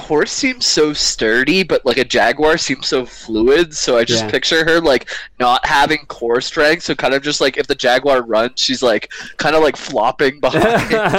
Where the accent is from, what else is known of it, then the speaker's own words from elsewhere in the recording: Ontario, Canada; we come from Ontario.